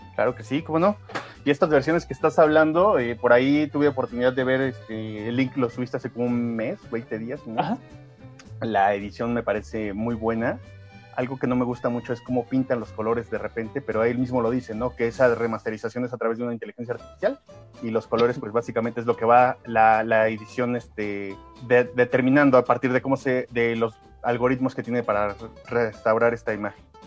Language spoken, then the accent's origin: Spanish; Mexico; nosotros estamos acostumbrados al Día de Muertos, no nacimos en el Gabacho